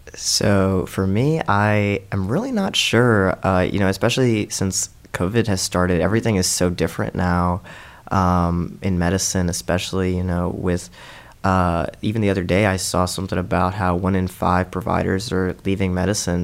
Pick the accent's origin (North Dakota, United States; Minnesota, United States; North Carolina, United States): North Carolina, United States; Charlotte; also born or lived in India; now in Columbia, United States; I'm originally from Charlotte, but I spent the first eight years of my life growing up in India